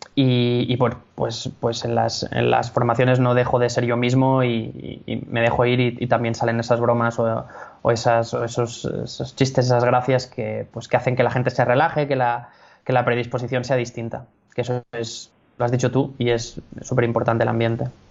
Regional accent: Catalonia, Spain; soy, soy, catalán.

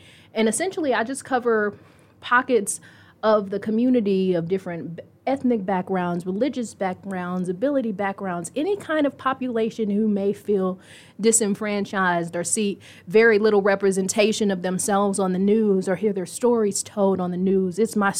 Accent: Texas, United States; also born or lived in Indianapolis; And so I grew up mainly in Texas, but would hit rough patches with family and would end up moving back here with family who also lived here.

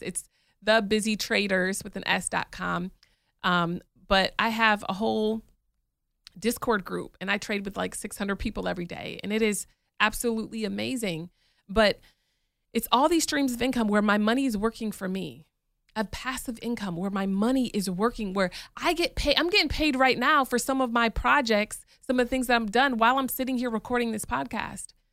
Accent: Michigan, United States; moved away as an adult; also born or lived in New York; now in Atlanta, United States; I grew up in Michigan

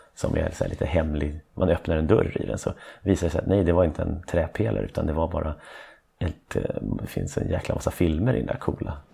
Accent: Stockholm, Stockholm County, Sweden; jag är från Stockholm. Och då är man en äkta stockholmare.

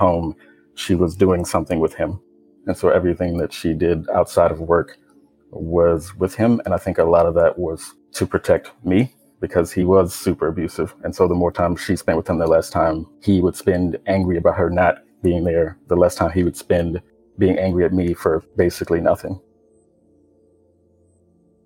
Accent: Richmond, Virginia, United States; I grew up in Richmond, Virginia, me living with my mom and my sister's dad and my grandmother

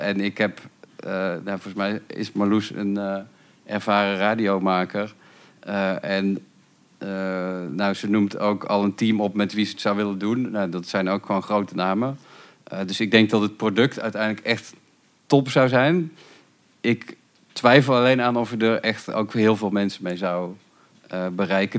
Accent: North Brabant, Netherlands; ik kom uit Brabant en dat was dan allemaal rond Rosmalen en Autotron

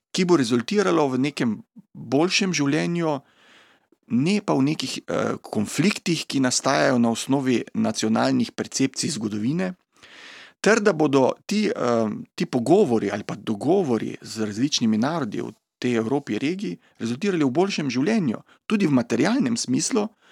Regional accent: Slovenia; pri nas doma v Sloveniji

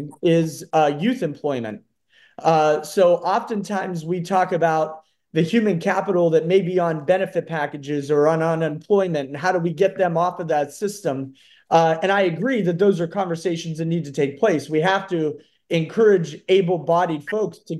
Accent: Howland, Ohio, United States; also born or lived in Cleveland, Ohio; I currently reside in Howland and grew up in Howland, graduated from Howland High School in 2009

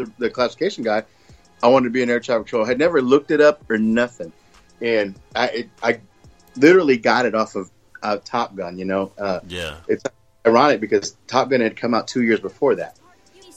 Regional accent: El Paso, Texas, United States; moved away as an adult; I was born and raised in El Paso.

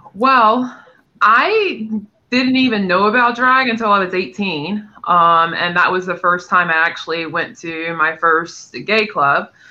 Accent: North Carolina, United States; moved away; I'm from North Carolina originally

